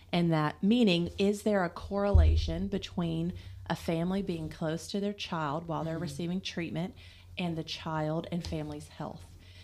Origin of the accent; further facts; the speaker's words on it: Lexington, Kentucky, United States; Born and raised in Lexington.